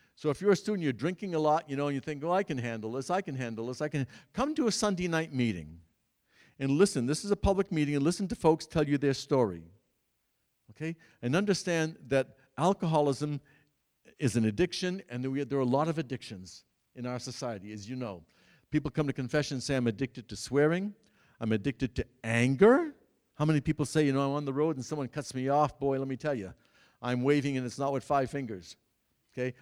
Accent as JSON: {"language": "English", "region": "Massachusetts", "country": "United States", "tie": "born or raised there", "said": "the church in which I grew up in Massachusetts, Saint Cecilia's the largest church in the Worcester Diocese"}